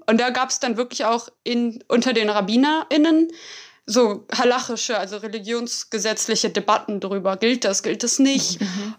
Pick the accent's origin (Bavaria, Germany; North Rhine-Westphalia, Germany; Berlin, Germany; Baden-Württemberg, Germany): Berlin, Germany; ich komme aus Berlin, ich bin hier aufgewachsen